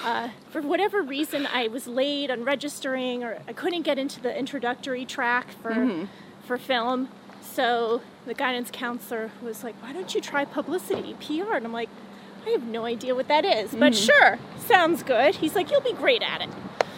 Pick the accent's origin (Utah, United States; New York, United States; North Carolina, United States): New York, United States; Bronxville; Yeah, I was born in Bronxville, New York, which is a suburb of New York City, Westchester County.